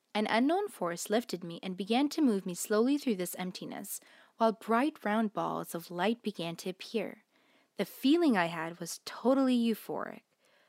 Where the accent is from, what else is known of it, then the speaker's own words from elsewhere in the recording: Miami, Florida, United States; Growing up in Miami, Florida in the 1950s, I was exposed to quite a lot of injustice.